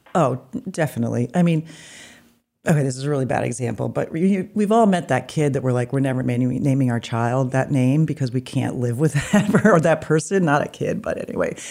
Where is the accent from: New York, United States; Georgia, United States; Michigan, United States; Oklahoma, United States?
New York, United States; New York City; also born or lived in New Jersey; now in Maine, United States; I was born in New York City.